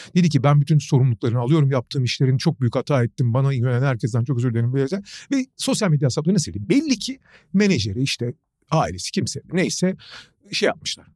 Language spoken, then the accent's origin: Turkish; Turkey